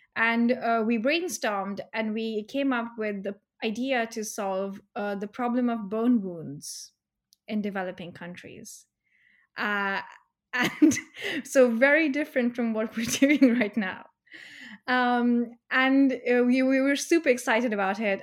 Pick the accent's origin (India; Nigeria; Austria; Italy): India; now in United Kingdom; I'm from India